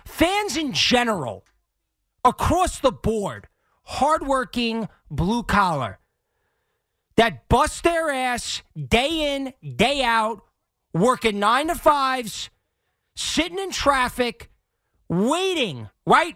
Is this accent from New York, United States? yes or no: yes; Long Island, New York, United States; also born or lived in Manhattan; I grew up on Long Island. I now live in Manhattan